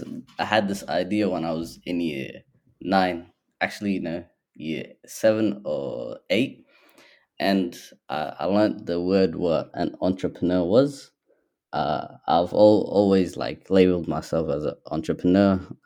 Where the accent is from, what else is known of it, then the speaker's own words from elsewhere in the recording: Somalia; now in Australia; So I would say that I'm Somali and I'm also Australian because I've spent half my life here. I spent half my life there, so it would just be quite obvious.